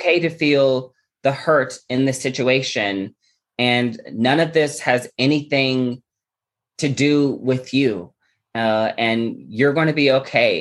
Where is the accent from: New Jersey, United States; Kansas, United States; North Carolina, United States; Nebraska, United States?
Nebraska, United States; Omaha; I'm from Omaha, Nebraska.